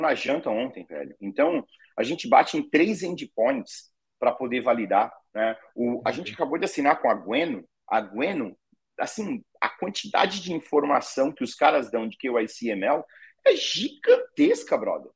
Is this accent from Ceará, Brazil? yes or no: yes; Ceará, Brazil; sou cearense